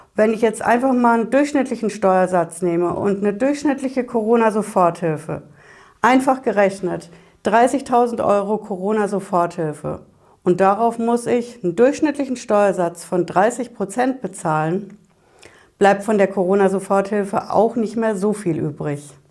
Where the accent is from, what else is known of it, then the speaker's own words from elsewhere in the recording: Hesse, Germany; Bei uns in Hessen